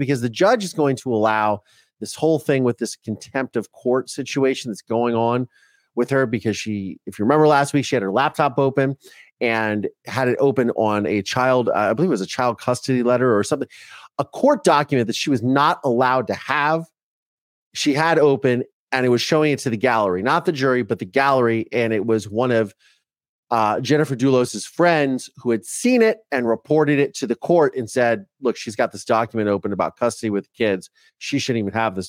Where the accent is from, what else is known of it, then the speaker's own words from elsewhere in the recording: Ohio, United States; first language English; now in Los Angeles, United States; I grew up in Ohio.